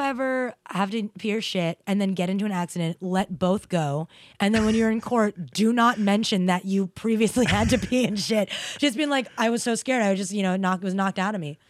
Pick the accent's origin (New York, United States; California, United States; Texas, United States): New York, United States; growing up in New York